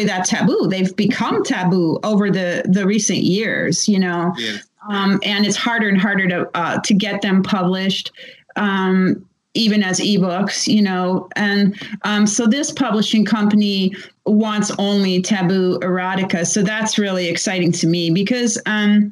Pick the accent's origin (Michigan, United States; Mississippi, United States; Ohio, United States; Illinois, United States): Ohio, United States; Cleveland; I grew up in Cleveland, but I was like a really little girl in the 1960s